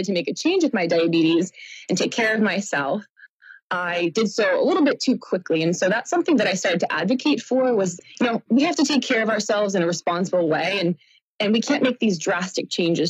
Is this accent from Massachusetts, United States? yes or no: yes; Boston, Massachusetts, United States; I am from Boston, just south